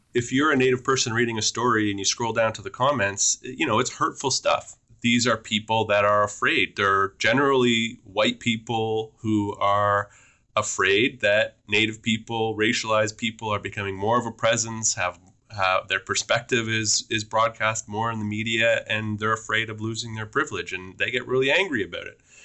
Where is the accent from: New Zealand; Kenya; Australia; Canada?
Canada; Beausoleil First Nation, Chimnissing, Ontario; I'm Anishinaabe from Beausoleil First Nation in Chinmising